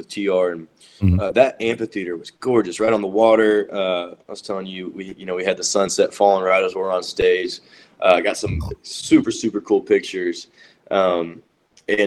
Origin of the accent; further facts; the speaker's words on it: Nashville, Tennessee, United States; I grew up in Nashville